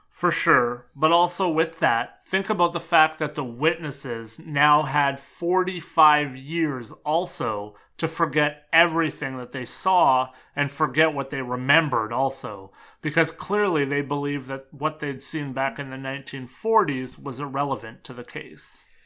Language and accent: English; Canada; being a Canadian